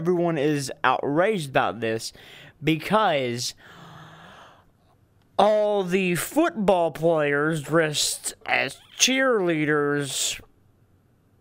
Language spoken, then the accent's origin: English; eastern Kentucky, United States; my hometown here in the mountains of eastern Kentucky.